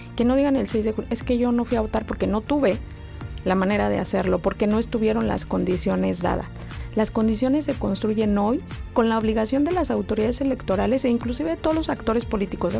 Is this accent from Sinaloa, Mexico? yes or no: no; State of Mexico, Mexico; moved away as an adult; also born or lived in Guanajuato; now in Mexicali, Mexico; el Estado de México donde crecí